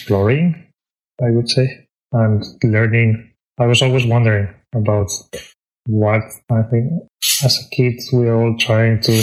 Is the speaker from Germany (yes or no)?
no; Spain; moved away as an adult; now in Tokyo, Japan; I am originally from Spain. I was raised in a very countryside place